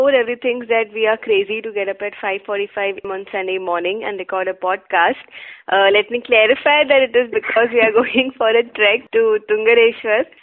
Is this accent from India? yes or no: yes; Mumbai, Maharashtra, India; I'm from Mumbai. Okay, I'm a pakka Mumbaiite.